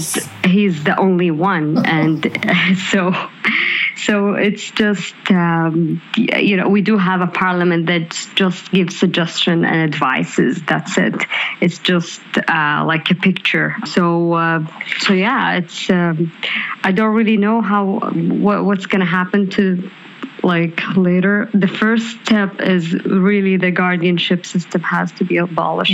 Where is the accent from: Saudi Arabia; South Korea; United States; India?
Saudi Arabia; English is a second language; moved away as an adult; I'm the first Saudi uh, who worked in uh, in Lyft